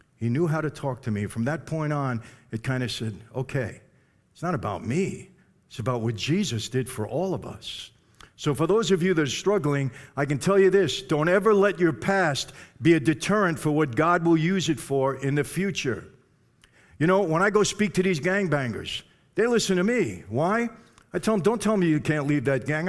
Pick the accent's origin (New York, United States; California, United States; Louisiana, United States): New York, United States; born or raised there